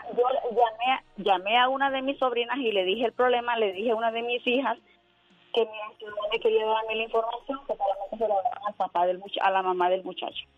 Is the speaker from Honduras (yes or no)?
yes; Honduras; moved away; Yo soy de Honduras